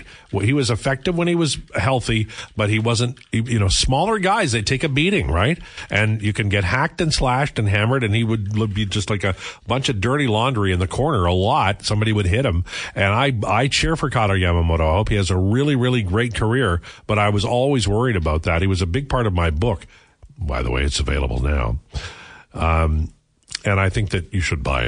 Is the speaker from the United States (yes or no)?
no; Canada; I am Canadian. I love Canada.